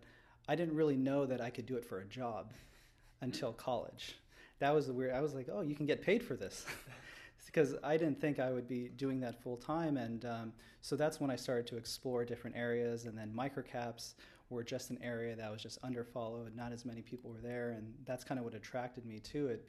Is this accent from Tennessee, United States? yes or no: no; Southern California, United States; moved away as an adult; now in Chicago, United States; I grew up out here in Southern California